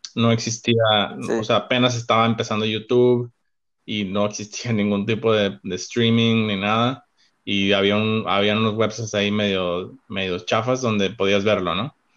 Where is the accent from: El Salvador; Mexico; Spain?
Mexico; Cabo San Lucas, Baja California Sur; moved away as an adult; also born or lived in Monterrey, Mexico; now in Chicago, United States; Soy originario de Cabo San Lucas, México